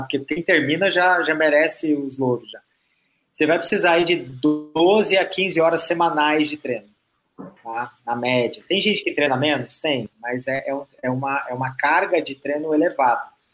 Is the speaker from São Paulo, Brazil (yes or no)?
no; Florianópolis, Santa Catarina, Brazil; eu sou daqui de Floripa, né? Eu estudei aqui.